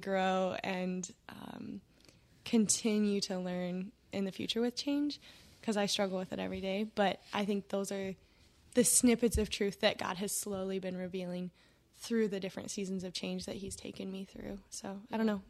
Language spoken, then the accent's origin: English; West Coast, United States; moved away as an adult; now in Tennessee, United States; I'm from the West Coast, um, and now I'm in Tennessee.